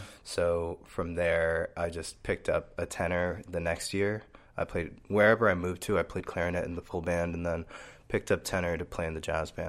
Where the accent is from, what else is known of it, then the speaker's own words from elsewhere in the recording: New York, United States; born there; My parents are both immigrants from the Dominican Republic. So I was born in New York.